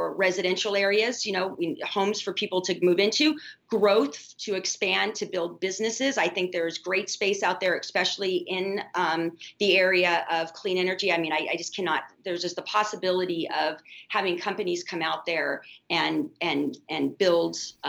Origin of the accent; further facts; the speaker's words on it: Midwest, United States; I'm from the Midwest, so I love that the 31st makes up actually a huge part of the congressional 8th.